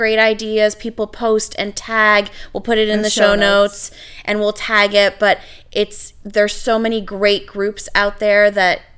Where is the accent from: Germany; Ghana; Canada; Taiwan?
Canada; I'm Canadian